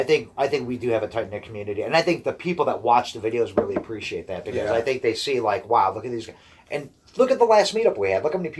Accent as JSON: {"language": "English", "town": "Brecksville", "region": "Ohio", "country": "United States", "tie": "born or raised there", "said": "my hometown in Brecksville"}